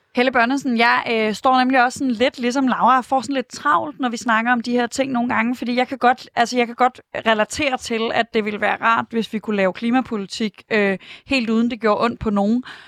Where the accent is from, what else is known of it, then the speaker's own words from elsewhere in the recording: Aarhus, Central Denmark Region, Denmark; now in Brøndshøj, Denmark; Jeg er selv fra Aarhus